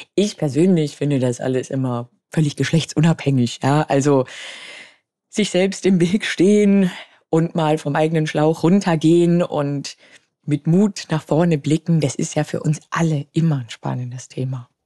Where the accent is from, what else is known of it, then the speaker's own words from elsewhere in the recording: Munich, Bavaria, Germany; Ich bin 38 Jahre alt, gebürtig aus München